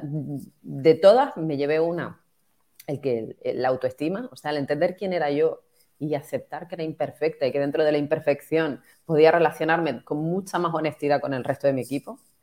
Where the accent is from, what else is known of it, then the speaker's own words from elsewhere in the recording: Tenerife, Canary Islands, Spain; yo soy de Tenerife y yo vivo en primera persona el impacto